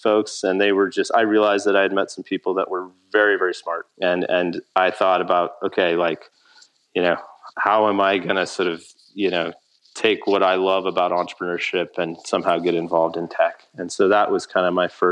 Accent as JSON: {"language": "English", "town": "Laramie", "region": "Wyoming", "country": "United States", "tie": "born or raised there", "also_born_or_lived": "Boulder, Colorado", "moved": "as an adult", "lives_now": "Cody, United States", "said": "I grew up in Laramie"}